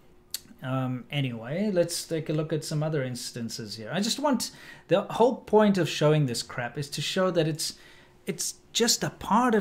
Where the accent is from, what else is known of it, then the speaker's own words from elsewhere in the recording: South Africa; moved away; also born or lived in China; I'm South African